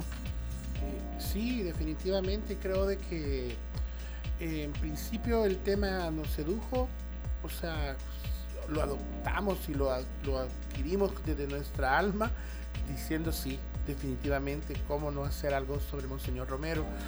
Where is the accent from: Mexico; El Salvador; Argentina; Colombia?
El Salvador